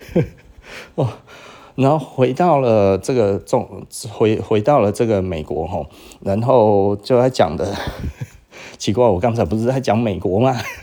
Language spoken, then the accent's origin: Chinese; Taiwan; 日本人其实是伤害我们台湾人的